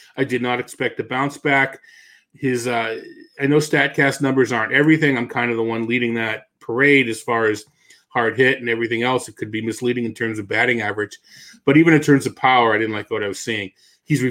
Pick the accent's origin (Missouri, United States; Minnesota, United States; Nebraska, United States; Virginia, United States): Missouri, United States; I'm from Missouri